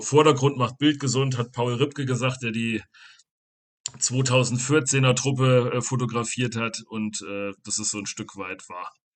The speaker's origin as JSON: {"language": "German", "town": "Rotenburg an der Fulda", "region": "Hesse", "country": "Germany", "tie": "born or raised there", "said": "Rotenburg an der Fulda, das ist meine Heimat"}